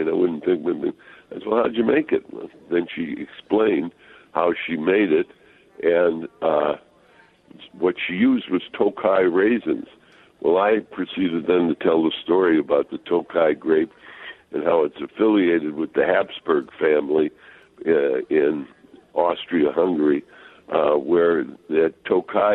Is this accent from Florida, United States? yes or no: no; Chicago, Illinois, United States; moved away as an adult; now in Minnesota, United States; being a Chicago boy